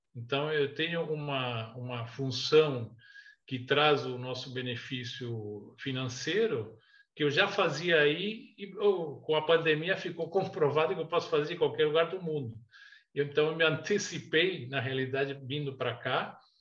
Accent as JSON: {"language": "Portuguese", "country": "Chile", "tie": "born or raised there", "also_born_or_lived": "Brazil / United States", "moved": "as an adult", "lives_now": "Portugal", "said": "eu nasci no Chile há 66 anos. Fiquei até os 19 anos no Chile, quando mudei para o Brasil com meus pais"}